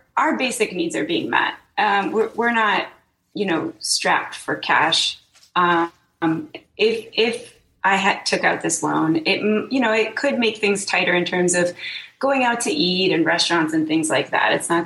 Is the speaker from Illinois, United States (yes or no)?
yes; just outside Chicago, Illinois, United States; moved away; I'm originally from just outside Chicago